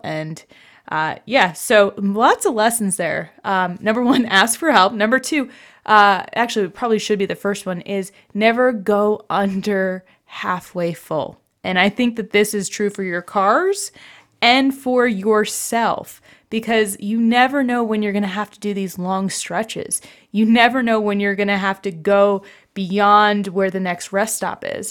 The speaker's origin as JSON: {"language": "English", "region": "New Jersey", "country": "United States", "tie": "born or raised there", "moved": "yes", "said": "I grew up in New Jersey where essentially there was a gas station on every corner"}